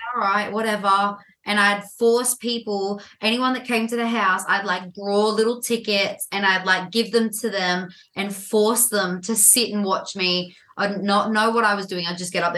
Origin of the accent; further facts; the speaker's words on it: Sydney, New South Wales, Australia; also born or lived in Dural; I'm from Sydney, Australia.